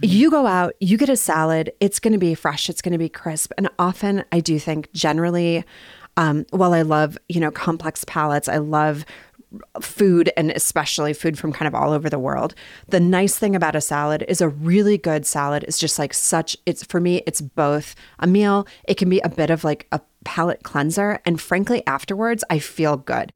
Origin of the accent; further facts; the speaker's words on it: Bismarck, North Dakota, United States; also born or lived in Minnesota; now in Salt Lake City, United States; I grew up in Bismarck, North Dakota